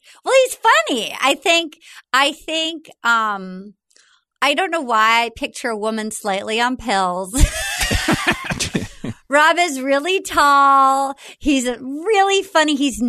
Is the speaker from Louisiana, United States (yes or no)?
no; Rhode Island, United States; Because I've just growing up in Rhode Island, that feels like you don't do that.